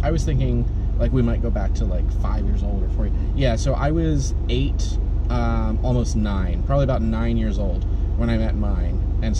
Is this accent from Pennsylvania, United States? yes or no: no; Maryland, United States; born there; A lot of you know that, or some of you know that I was born in Maryland, and I had, two totally different life experiences, one in Maryland and then one, after I moved in with my grandparents.